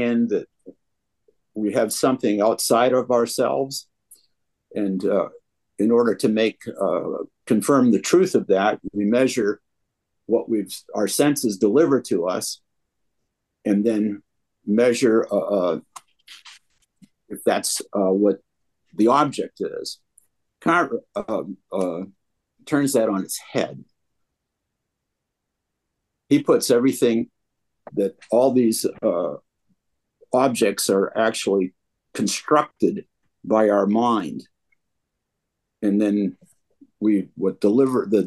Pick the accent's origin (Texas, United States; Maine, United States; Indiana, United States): Maine, United States; Portland; now in Toledo, United States; I'm originally from Portland, Maine area